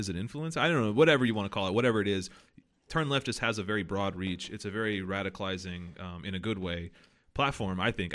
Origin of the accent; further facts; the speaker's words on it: the South, United States; most of my family are, like, Southern conservatives 'cause I'm from the South